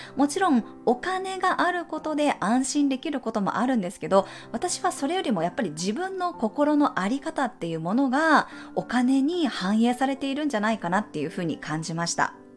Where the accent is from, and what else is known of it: Japan; moved away as an adult; also born or lived in United States / Mexico